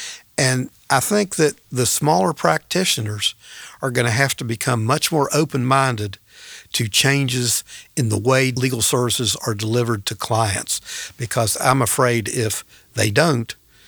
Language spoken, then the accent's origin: English; West Virginia, United States; now in North Carolina, United States; my home state of West Virginia